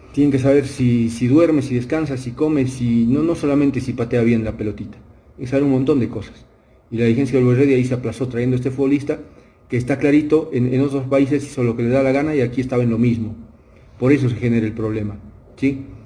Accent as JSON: {"language": "Spanish", "country": "Bolivia", "said": "hablo como fútbol boliviano"}